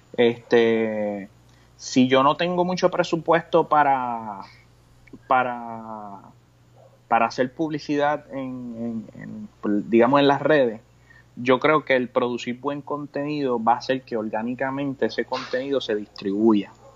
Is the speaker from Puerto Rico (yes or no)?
yes; Puerto Rico; como boricua